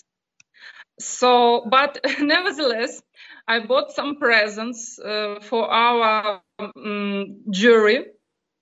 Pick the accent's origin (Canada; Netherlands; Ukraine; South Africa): Ukraine; Donetsk, Donetsk Oblast; English is a second language; moved away as an adult; also born or lived in Luhansk / Melitopol; I'm not from Melitopol. I'm from Donetsk